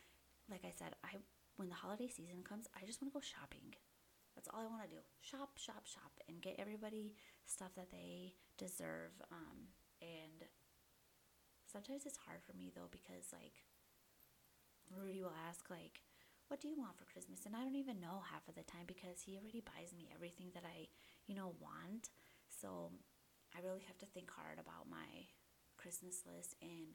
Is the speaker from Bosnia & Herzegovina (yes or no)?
yes; Bosnia & Herzegovina; moved away; when we came over from Bosnia, we all kind of stayed close together, like my cousins, my aunts and uncles.